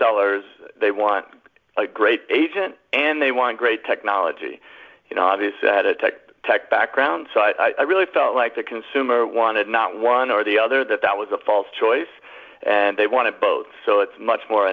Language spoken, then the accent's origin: English; Colorado, United States; moved away as an adult; I moved back to my home state of Colorado